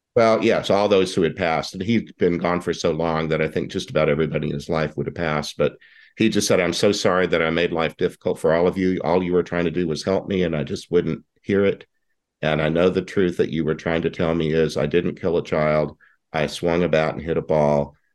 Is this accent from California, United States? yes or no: no; Houston, Texas, United States; now in Tucson, United States; you and I are both from Texas. I don't live there anymore, but when the Houston when the Houston Colt 45s came to town in 1962, I was six years old